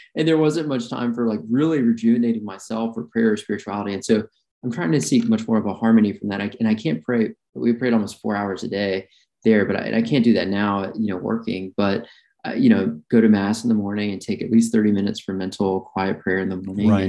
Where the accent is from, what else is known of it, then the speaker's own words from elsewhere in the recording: Birmingham, Alabama, United States; I grew up in Alabama, Birmingham, Alabama